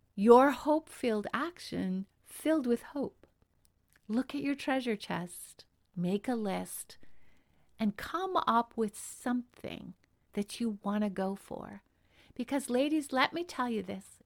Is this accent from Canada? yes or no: yes; Canada; I'm Canadian